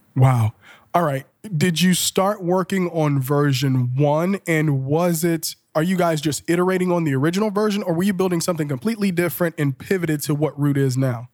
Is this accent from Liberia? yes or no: yes; Liberia; now in Columbus, United States; I'm originally from Liberia, West